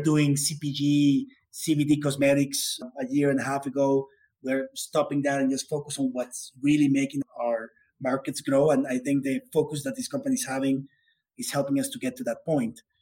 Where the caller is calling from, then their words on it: Bogota, Colombia; I'm calling from Colombia. It's a beautiful weather here in Bogota